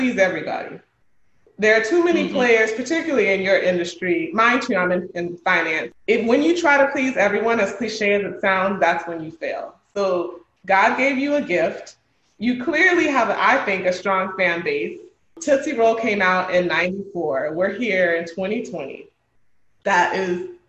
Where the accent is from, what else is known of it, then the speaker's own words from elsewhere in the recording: Miami, Florida, United States; my amazing hometown